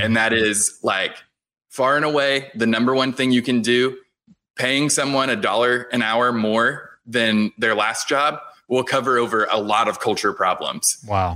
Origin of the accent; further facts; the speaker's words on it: Houston, Texas, United States; I grew up in Houston